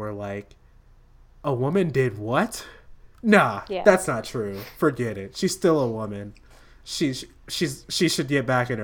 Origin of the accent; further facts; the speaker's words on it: United States; as an American in 2019